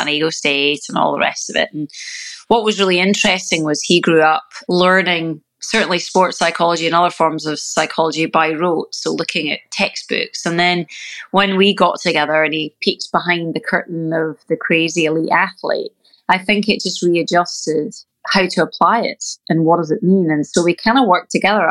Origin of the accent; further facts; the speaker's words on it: Scotland, United Kingdom; moved away as an adult; now in California, United States; when you grow up in Scotland